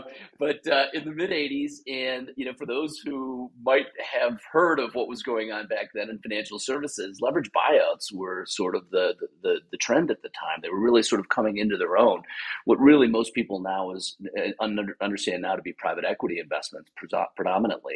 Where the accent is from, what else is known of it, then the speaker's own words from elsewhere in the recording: Wisconsin, United States; I grew up in Wisconsin.